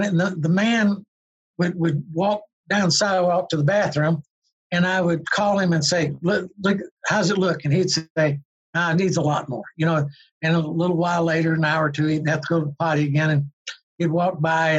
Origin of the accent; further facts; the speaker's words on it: Georgia, United States; I was just from Georgia